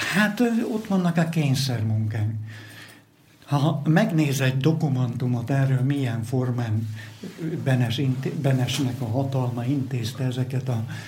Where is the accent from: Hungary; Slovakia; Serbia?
Slovakia; Moldava nad Bodvou, Košice Region; Itt születtem, itt nőttem föl ebbe a millióbe